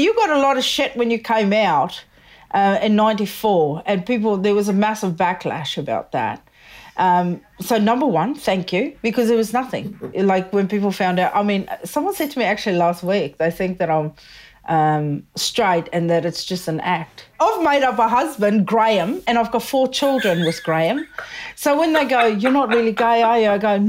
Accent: South Africa; moved away; I'm originally from South Africa.

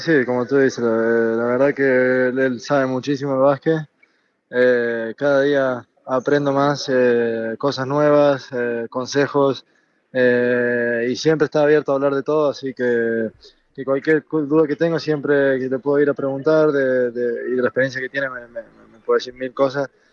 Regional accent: Argentina; moved away as an adult; also born or lived in Barcelona, Spain; now in Germany; salí de Argentina, dejé mi familia

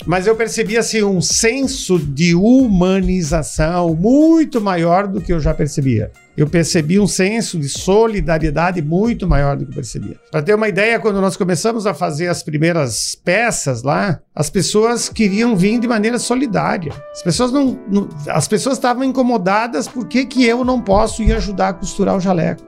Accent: Rio Grande do Sul, Brazil; moved away as an adult; also born or lived in Ceará / Fortaleza; now in Sobral, Brazil; sou nascido no Rio Grande do Sul, mas há 30 anos, né, aqui no estado do Ceará

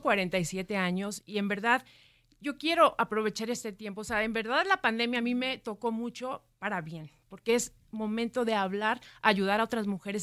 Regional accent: Ciudad Victoria, Tamaulipas, Mexico; now in Mexico City, Mexico; yo soy de Ciudad Victoria

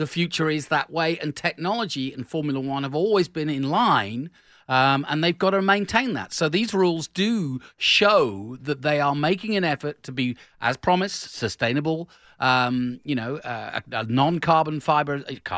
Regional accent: England, United Kingdom; I'm English.

